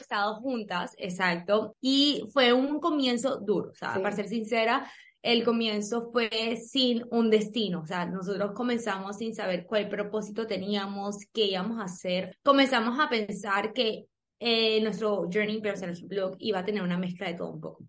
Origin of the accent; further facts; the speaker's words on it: Colombia; somos colombianas